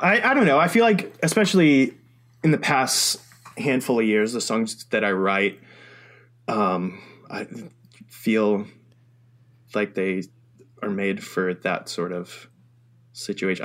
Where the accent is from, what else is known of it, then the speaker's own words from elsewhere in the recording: Florida, United States; I'm from Florida